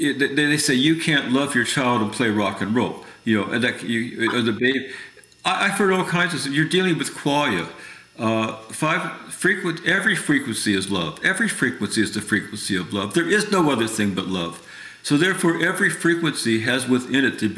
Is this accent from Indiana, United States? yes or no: yes; Indiana, United States; moved away as an adult; also born or lived in New York City; I'm from Indiana. I got saved. I'd like to say I'm oversaved. Every week we got saved. I love Jesus. That's why I got invited to the Pentecostal convention, because I grew up with all the tents